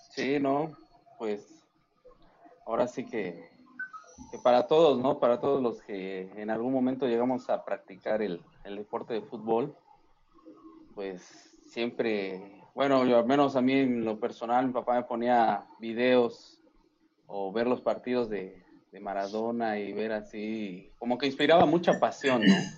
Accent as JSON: {"language": "Spanish", "country": "Mexico", "said": "como mexicanos"}